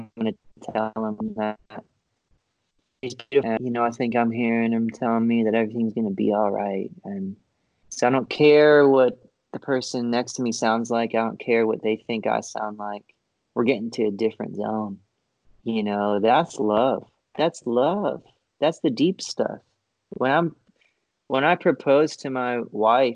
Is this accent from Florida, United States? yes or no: yes; Florida, United States; I grew up in Florida.